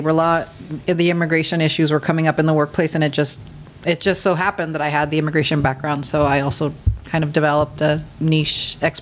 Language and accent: English; Pico Rivera, California, United States; first language Spanish; English is a second language; also born or lived in East Los Angeles, California; I grew up in Pico